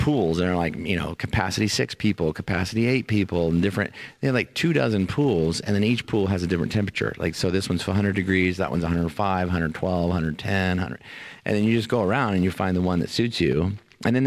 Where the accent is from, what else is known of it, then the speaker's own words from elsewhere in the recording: Indiana, United States; now in Albuquerque, United States; I'm from Indiana